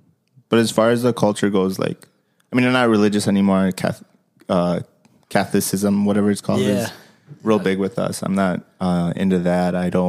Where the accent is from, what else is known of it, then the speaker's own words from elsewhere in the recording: Milwaukee, Wisconsin, United States; I was born here in Milwaukee.